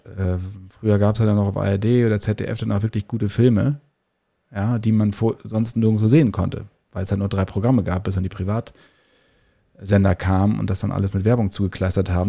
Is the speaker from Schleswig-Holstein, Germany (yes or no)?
no; Lower Saxony, Germany; in meiner Heimatstadt in Niedersachsen